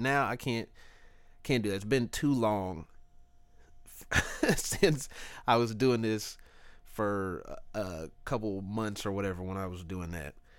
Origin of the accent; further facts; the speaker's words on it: Kansas City, Missouri, United States; I'm from Kansas City